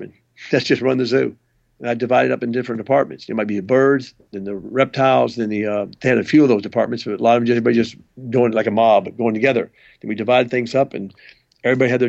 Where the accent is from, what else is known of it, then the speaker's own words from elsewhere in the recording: Tennessee, United States; moved away as an adult; now in Columbus, United States; I was raised in Tennessee on a farm.